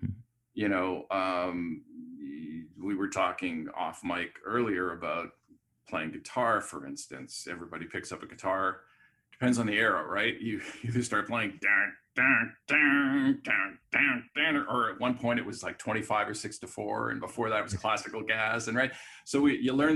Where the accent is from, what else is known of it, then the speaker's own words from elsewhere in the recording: Montreal, Quebec, Canada; moved away; also born or lived in Vancouver; I grew up in Montreal